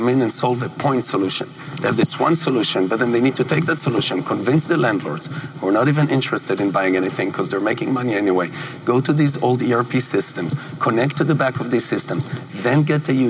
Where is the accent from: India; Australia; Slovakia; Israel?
Israel; moved away; where I grew up in Israel